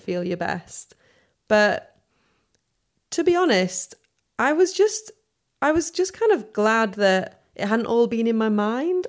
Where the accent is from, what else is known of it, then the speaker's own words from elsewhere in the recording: Sheffield, Yorkshire and the Humber, United Kingdom; accent: soft northern; moved away as an adult; now in London, United Kingdom; I'm from Sheffield